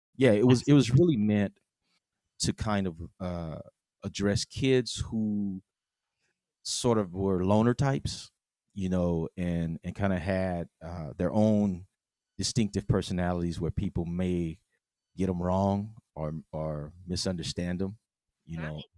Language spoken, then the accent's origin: English; West Coast, United States; we're from the West Coast